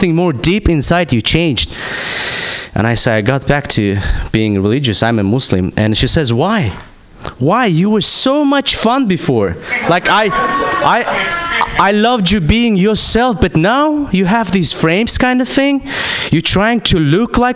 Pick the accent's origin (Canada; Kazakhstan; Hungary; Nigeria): Kazakhstan; I'm from Kazakhstan